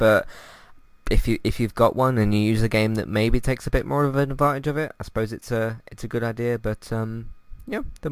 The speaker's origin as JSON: {"language": "English", "country": "United Kingdom", "said": "As a British person"}